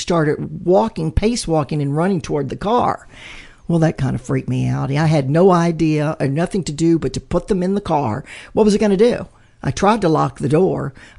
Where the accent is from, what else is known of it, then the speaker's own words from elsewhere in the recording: Mississippi Gulf Coast, United States; moved away; I'm from Mississippi originally, from the Gulf Coast. Not north of the I-10, but south of the I-10.